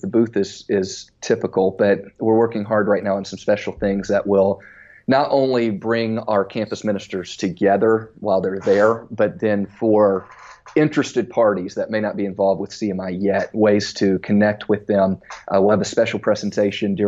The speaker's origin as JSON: {"language": "English", "town": "Baton Rouge", "region": "Louisiana", "country": "United States", "also_born_or_lived": "Center, Texas", "moved": "as an adult", "lives_now": "St. Louis, United States", "said": "I was from Baton Rouge"}